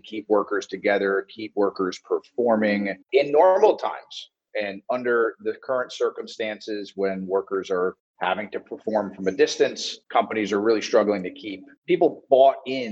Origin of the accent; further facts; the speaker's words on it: South Florida, United States; I'm from South Florida and I played sports growing up